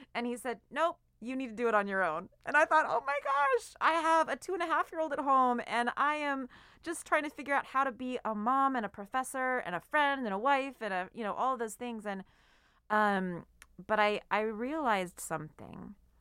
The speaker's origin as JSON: {"language": "English", "town": "Seattle", "region": "Washington", "country": "United States", "said": "I'm from Seattle, so it would rain a lot"}